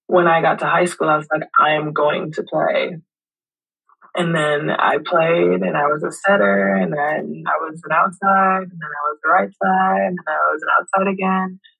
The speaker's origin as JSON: {"language": "English", "town": "Kingston", "country": "Jamaica", "tie": "born or raised there", "moved": "yes", "lives_now": "Louisville, United States", "said": "I'm from Kingston, Jamaica. I was born and raised there."}